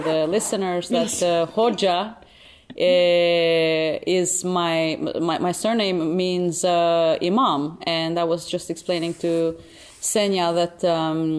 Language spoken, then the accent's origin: English; Kosovo; first language Albanian; English is a second language; now in Helsinki, Finland; I'm from Kosovo. Or as I say it, Kosova, because that's how I pronounce it in my native Albanian. But I'm Albanian from Kosovo.